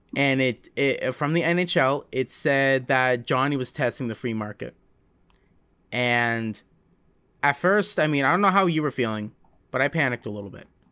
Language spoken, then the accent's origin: English; High River, Alberta, Canada; also born or lived in Calgary; I was born in Calgary. and I've been, uh, spending most of my life in, uh, High River